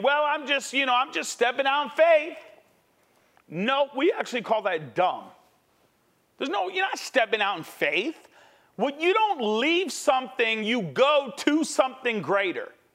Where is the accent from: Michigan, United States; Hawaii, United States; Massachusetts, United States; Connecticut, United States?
Connecticut, United States; I'm from Connecticut